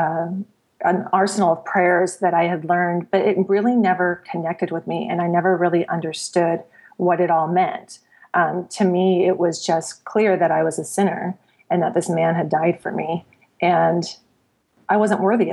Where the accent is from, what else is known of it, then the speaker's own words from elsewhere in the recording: Southern California, United States; also born or lived in Kansas / Idaho / Oregon / Washington; now in Arizona, United States; I grew up in Southern California and I have lived in Kansas, Idaho, Oregon, Washington for a short amount of time.